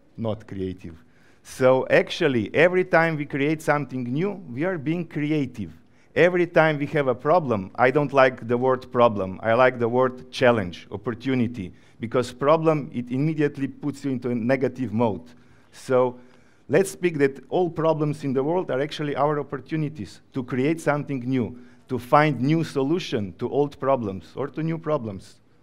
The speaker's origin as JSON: {"language": "English", "country": "Slovenia", "also_born_or_lived": "Ukraine", "moved": "yes", "lives_now": "Georgia", "said": "I come from Slovenia, but before the war, I was living in Ukraine"}